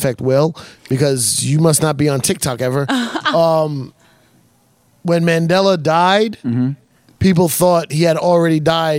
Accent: United States; Because I'm from America.

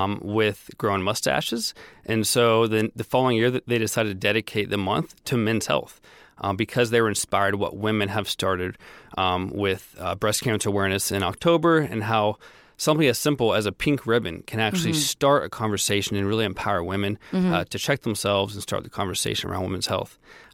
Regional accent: Florida, United States; also born or lived in Tennessee; No, I'm from the Southeast. Born in Tennessee, moved around a lot, but ended up going to high school and college in Florida.

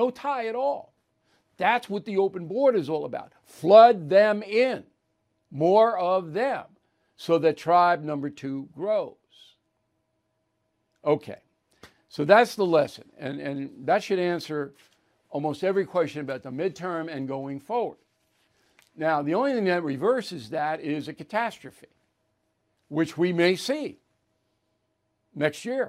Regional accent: Long Island, New York, United States; there's a pizza place that I've gone to for 20 years on Long Island, not in my hometown

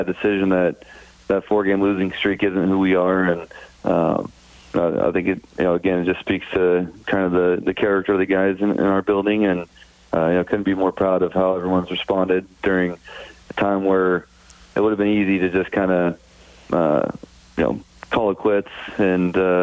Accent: California, United States; moved away as an adult; now in Winnipeg, Canada; growing up in California

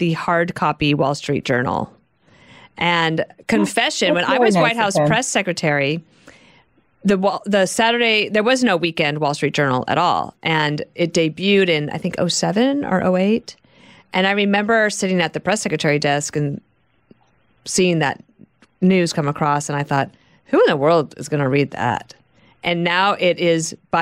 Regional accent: United States; also born or lived in Wyoming / Colorado; now in New Jersey, United States; I grew up in Wyoming and Colorado

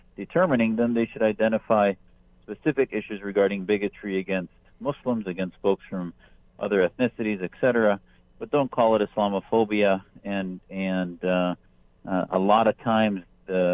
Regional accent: United States; as an American

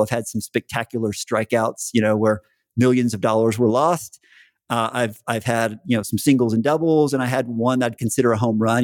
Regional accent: Central Texas, United States; moved away; growing up in Central Texas and staying in Texas most of my life

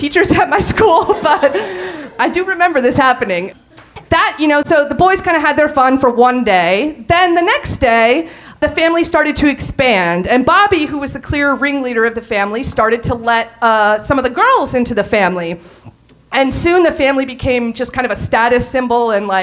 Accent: Allentown, Pennsylvania, United States; We grew up in Allentown, Pennsylvania, and we went to a small private school

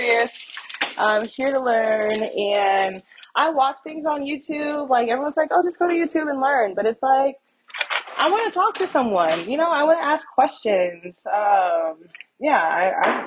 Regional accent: United States; I'm just American who happens to be black. Like I'm black. I'm American.

